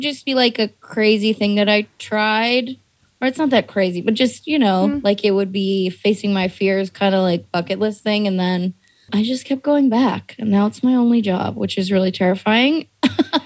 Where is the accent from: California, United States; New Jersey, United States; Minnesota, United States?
California, United States; the Bay Area; also born or lived in Portland / New York; now in Los Angeles, United States; I grew up in the Bay